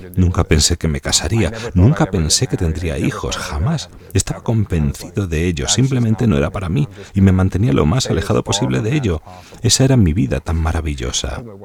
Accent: New York, United States; now in Jacksonville, United States; Me crié en Nueva York, donde nací

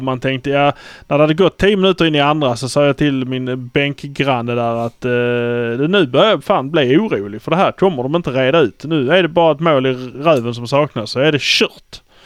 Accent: Malmö, Skåne, Sweden; vi är från Malmö.

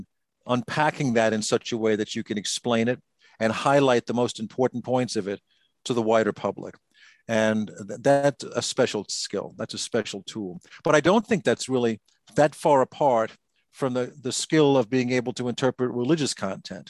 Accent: United States; I'm an American.

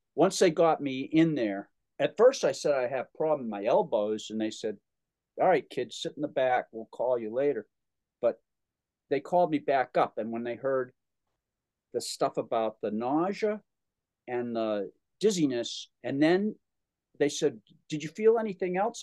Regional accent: Holliston, Massachusetts, United States; a record hop in Holliston, my my hometown.

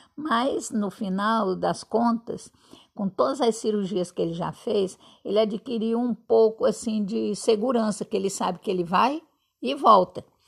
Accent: Fortaleza, Ceará, Brazil; accent: nordestino; now in Campos dos Goytacazes, Brazil; na minha terra, em Fortaleza

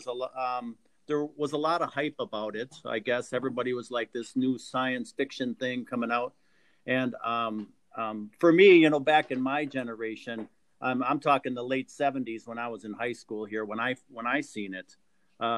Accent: central Wisconsin, United States; I grew up in central Wisconsin

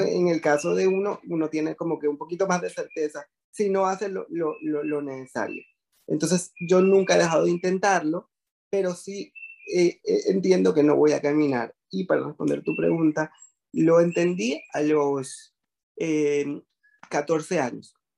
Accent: Venezuela; moved away as an adult; now in Panama; era lo que me dedicaba en Venezuela, soy venezolano y después me emigré para Panamá

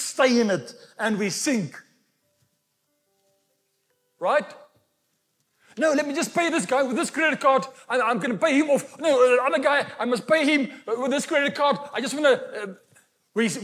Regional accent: Walvis Bay, Erongo, Namibia; the sand dune in Walvis Bay, where I was born in Namibia

